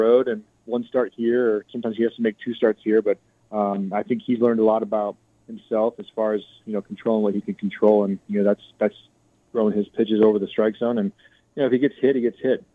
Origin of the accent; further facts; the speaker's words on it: Olympia, Washington, United States; moved away as an adult; now in El Paso, United States; I'm from Olympia, Washington, which is about 30 minutes south of Tacoma. So it's pretty much home